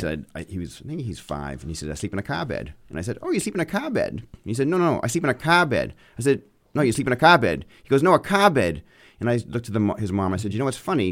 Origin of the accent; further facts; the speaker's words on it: Auburn, Maine, United States; accent: Maine; moved away as an adult; also born or lived in Boston; now in Bedford, United States; when I was growing up in Maine, people asked me where my accent was from